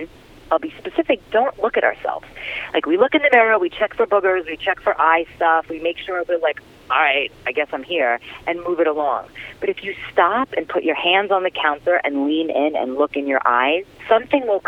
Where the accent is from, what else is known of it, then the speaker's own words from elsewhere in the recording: New York City, New York, United States; growing up in Brooklyn